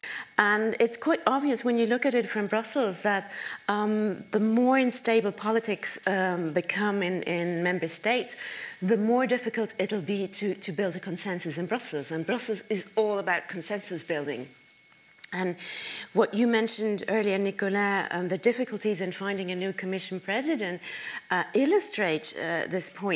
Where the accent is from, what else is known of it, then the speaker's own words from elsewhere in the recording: Germany; my home country, which is Germany